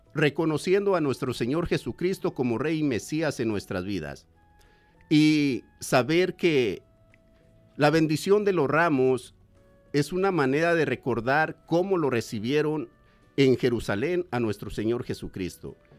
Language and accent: Spanish; Mexico; moved away; soy de México